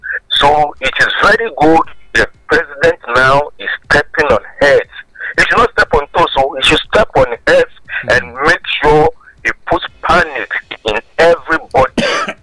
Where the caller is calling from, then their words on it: Rwanda; calling from Rwanda.